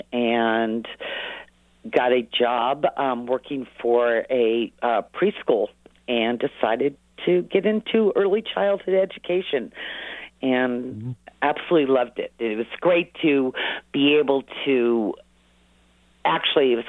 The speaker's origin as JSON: {"language": "English", "town": "Lafayette", "region": "California", "country": "United States", "tie": "born or raised there", "also_born_or_lived": "Los Angeles / Marin County", "moved": "as an adult", "lives_now": "Nevada City, United States", "said": "I grew up in the Bay Area in a town called Lafayette next to Walnut Creek"}